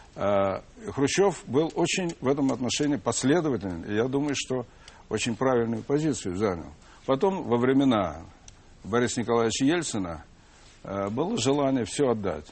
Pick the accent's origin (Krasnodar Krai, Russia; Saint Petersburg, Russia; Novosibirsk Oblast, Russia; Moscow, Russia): Moscow, Russia; мы, как и все москвичи, в большинстве, по крайней мере, своем, жили достаточно бедно, семья большая